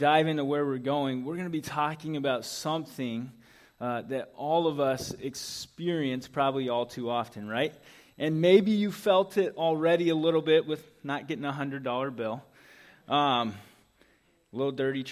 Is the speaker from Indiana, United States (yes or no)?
yes; Indianapolis, Indiana, United States; moved away; growing up in Indianapolis